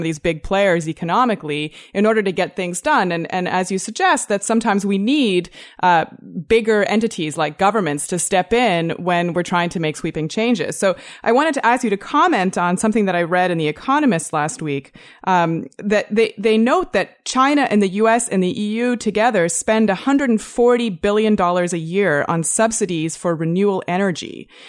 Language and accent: English; Toronto, Ontario, Canada; I'm from Toronto, too